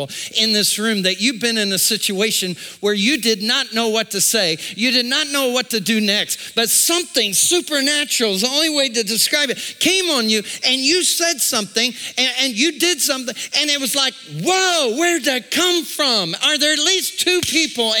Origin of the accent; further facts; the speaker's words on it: United States; I was born in America